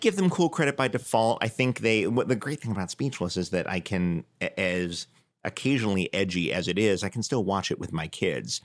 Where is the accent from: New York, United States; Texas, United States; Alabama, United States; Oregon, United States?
New York, United States; growing up in New York